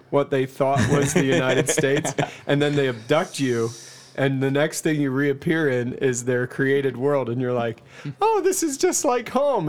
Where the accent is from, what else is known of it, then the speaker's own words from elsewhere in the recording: Canada; Yeah, I don't know. I'm Canadian.